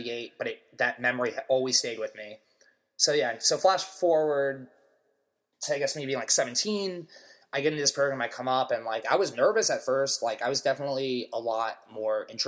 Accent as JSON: {"language": "English", "region": "Maryland", "country": "United States", "tie": "born or raised there", "moved": "as an adult", "lives_now": "New York City, United States", "said": "I'm from Maryland. I could have gone to University of Maryland, where, like, half my high school or more went"}